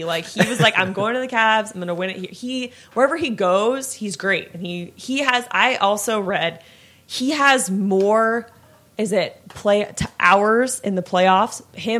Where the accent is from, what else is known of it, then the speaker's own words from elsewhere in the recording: Daytona Beach, Florida, United States; I grew up in Daytona Beach area.